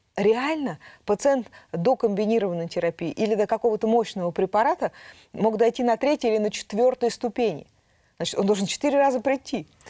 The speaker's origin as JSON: {"language": "Russian", "region": "Altai Krai", "country": "Russia", "tie": "born or raised there", "moved": "yes", "lives_now": "Moscow, Russia", "said": "Я родилась в Алтайском крае."}